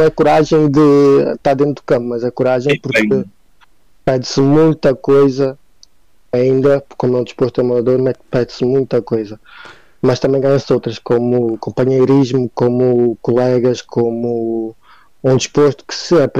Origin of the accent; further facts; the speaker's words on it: Vila do Conde, Norte, Portugal; eu sou de Vila do Conde